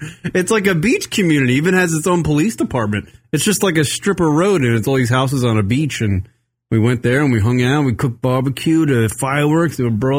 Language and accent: English; Long Island, New York, United States; being a Long Island